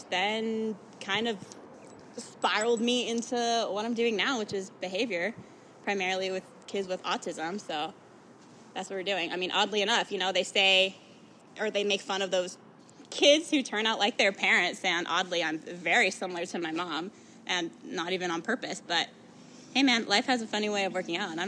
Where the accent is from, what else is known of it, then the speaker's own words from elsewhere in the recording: Indiana, United States; now in Las Vegas, United States; I was born in Indiana